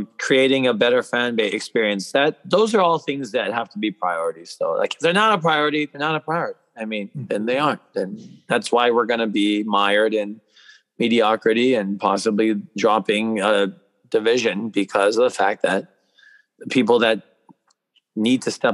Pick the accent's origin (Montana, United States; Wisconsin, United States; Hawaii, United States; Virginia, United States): Hawaii, United States; we're from Hawaii